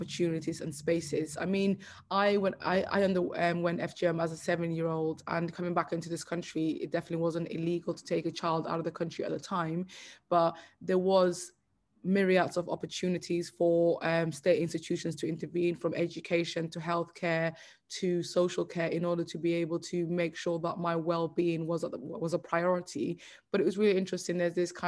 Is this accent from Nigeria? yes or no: no; United Kingdom; I'm told that I'm British every day, but at the same time, growing up, I was never made to feel that way